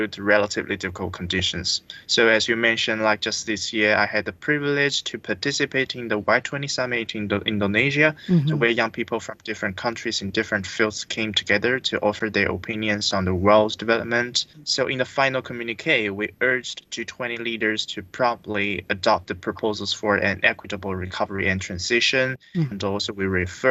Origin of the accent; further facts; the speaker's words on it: Qingman Miao Village, Guizhou, China; my hometown of a small village called Qingman Miao Village in Guizhou province.